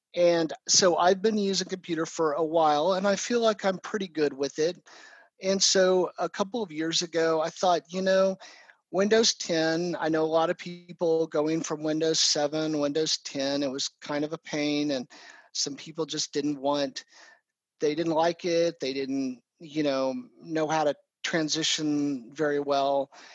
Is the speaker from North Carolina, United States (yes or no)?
no; Oklahoma City, Oklahoma, United States; also born or lived in Texas; I am from Oklahoma City and uh, pretty much grown up here